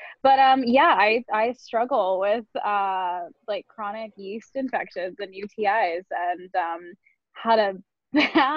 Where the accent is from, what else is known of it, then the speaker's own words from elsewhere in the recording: Northern California, United States; moved away as an adult; also born or lived in Los Angeles; now in Santa Monica, United States; I'm from Northern California